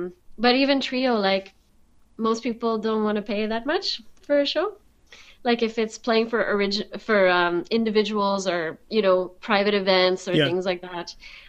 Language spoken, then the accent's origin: English; France; accent: French; English is a second language; like rejecting my French heritage or anything like that, but I was working really hard at my, even my accent, like losing my French accent